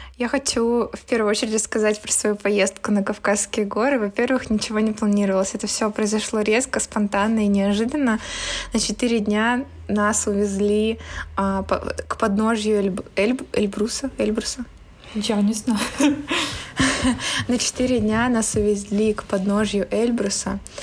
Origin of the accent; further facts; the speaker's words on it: Barnaul, Altai Krai, Russia; так как я родом из Барнаула, я частенько ездила в Горный Алтай